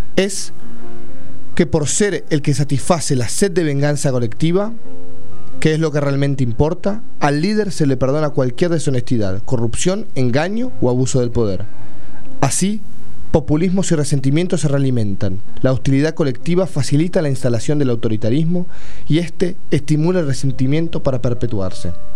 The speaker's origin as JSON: {"language": "Spanish", "country": "Argentina"}